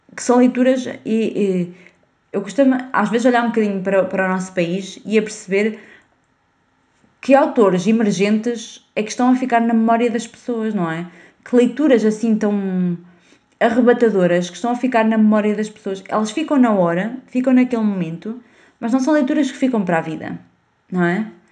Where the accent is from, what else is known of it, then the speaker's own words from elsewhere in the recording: Portugal; first language Portuguese; ler literatura portuguesa é uh, obrigatório na, na escola